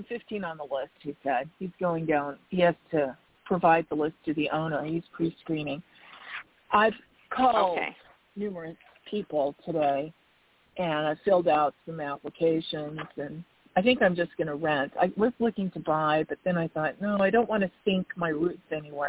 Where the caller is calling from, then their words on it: Arizona, United States; I'm …, and I'm from Arizona.